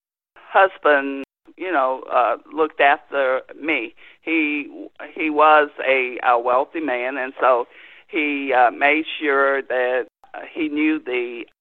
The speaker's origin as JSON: {"language": "English", "region": "North Carolina", "country": "United States", "tie": "born or raised there", "also_born_or_lived": "Anderson", "said": "I was born in Anderson, but I grew up in North Carolina"}